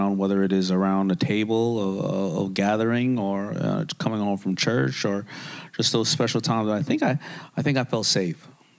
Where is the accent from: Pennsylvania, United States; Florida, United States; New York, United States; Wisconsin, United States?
New York, United States; Queens; I grew up in a town where, I grew up in Hollis, Queens, and Hollis, Queens is a very small area of...